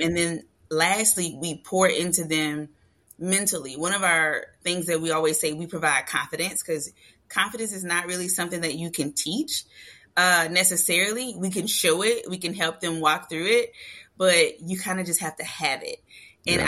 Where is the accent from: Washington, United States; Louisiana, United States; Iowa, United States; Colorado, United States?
Louisiana, United States; We're from Louisiana